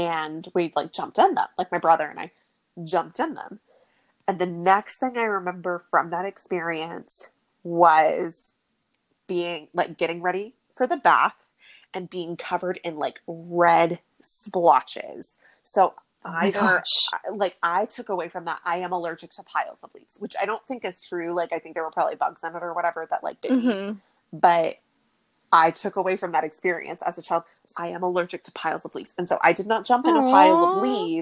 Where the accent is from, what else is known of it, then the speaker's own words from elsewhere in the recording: Oklahoma City, Oklahoma, United States; we grew up in Oklahoma City